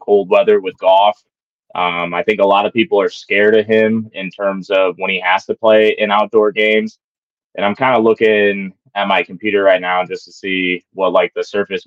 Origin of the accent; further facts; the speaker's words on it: Illinois, United States; moved away as an adult; also born or lived in Rockford, Illinois / Peoria, Illinois; now in Rochester, United States; I'm from the Quad Cities, so born and raised in Illinois